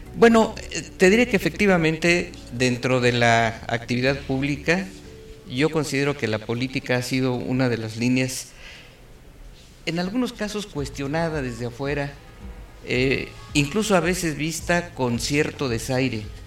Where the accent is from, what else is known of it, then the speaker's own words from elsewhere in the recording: Querétaro, Mexico; somos queretanos de toda la vida, familias queretanas